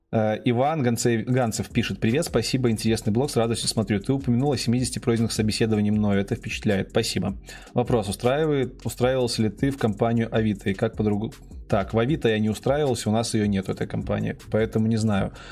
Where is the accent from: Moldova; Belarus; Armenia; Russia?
Belarus; Да, я из Беларуси. Если кто не знает, сижу прямо сейчас в Минске.